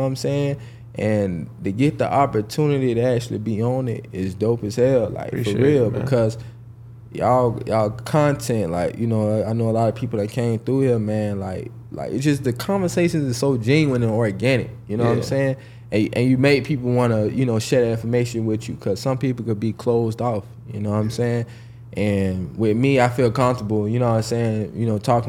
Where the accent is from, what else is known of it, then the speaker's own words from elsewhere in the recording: Jacksonville, Florida, United States; I'm actually from Jacksonville, Florida